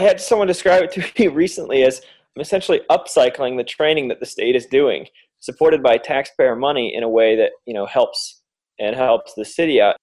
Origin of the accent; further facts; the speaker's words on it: Michigan, United States; here in Detroit in my home state